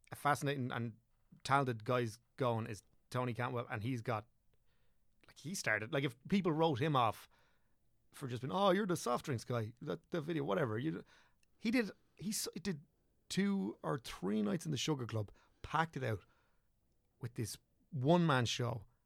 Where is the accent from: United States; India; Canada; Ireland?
Ireland; southeast Wicklow, Leinster; also born or lived in Dublin / England; southeast Wicklow, so, like, Rotherham was where, where I grew up, and, like, went to school